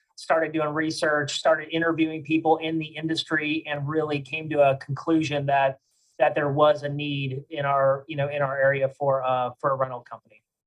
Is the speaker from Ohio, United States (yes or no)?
yes; Cleveland, Ohio, United States; moved away as an adult; now in Louisiana, United States; I'm actually from Cleveland, Ohio, and uh, I, I, moved down here to uh, Louisiana in 2007.